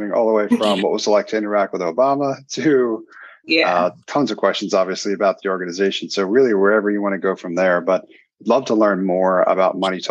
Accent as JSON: {"language": "English", "town": "Philadelphia", "region": "Pennsylvania", "country": "United States", "tie": "born or raised there", "said": "I'm from Philly also, and coming up and studying in school, none of these things really were taught"}